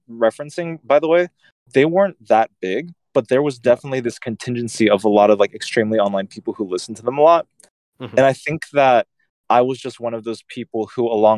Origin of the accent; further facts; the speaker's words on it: Houston, Texas, United States; my hometown